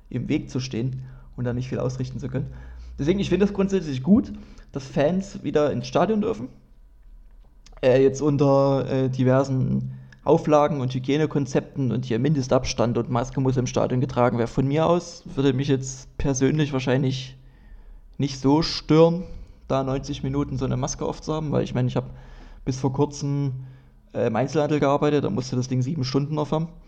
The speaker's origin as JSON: {"language": "German", "town": "Dresden", "region": "Saxony", "country": "Germany", "said": "ich klinge wirklich sehr hochdeutsch in meinen Podcasts und das, das passt eigentlich nicht, weil ich komme aus Dresden und wir reden eigentlich alle komisch."}